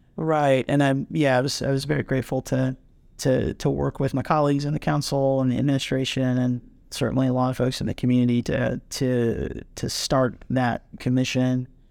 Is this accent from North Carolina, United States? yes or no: yes; Durham, North Carolina, United States; I'm from North Carolina, you know, from, from Durham and, you know, almost always from, you know, in and around Durham County.